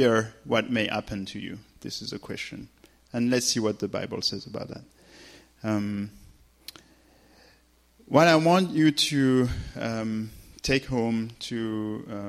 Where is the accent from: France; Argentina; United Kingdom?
France; accent: French; English is a second language; I'm French. So just that said, forget my accent